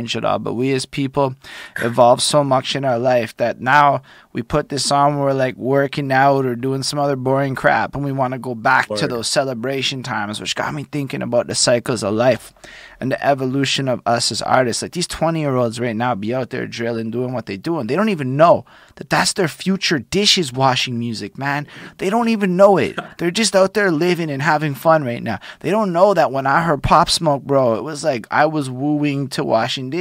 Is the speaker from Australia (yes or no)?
no; Montreal, Quebec, Canada; we was not learning that shit in Montreal